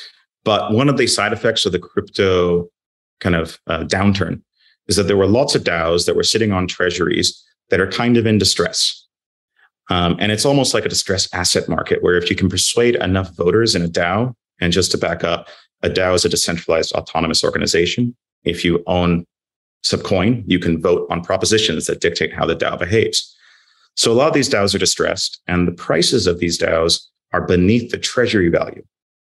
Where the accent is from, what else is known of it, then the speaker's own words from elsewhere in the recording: London, United Kingdom; now in -; But as you said, I'm a Londoner. I want things to get back to normal.